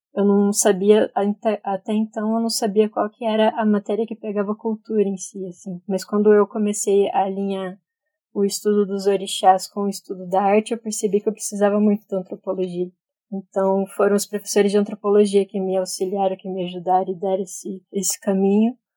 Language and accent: Portuguese; Curitiba, Paraná, Brazil; Nasci em Curitiba, na verdade, estou aqui até hoje